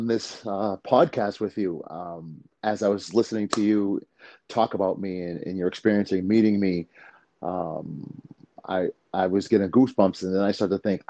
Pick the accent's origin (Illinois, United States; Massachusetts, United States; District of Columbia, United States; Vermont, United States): Massachusetts, United States; Leominster; also born or lived in Queens, New York; My mother moving her family, her three kids to Massachusetts